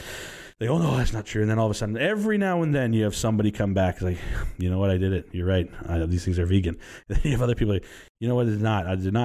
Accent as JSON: {"language": "English", "region": "Texas", "country": "United States", "said": "I said, listen, where are you from? I said, we're from Texas."}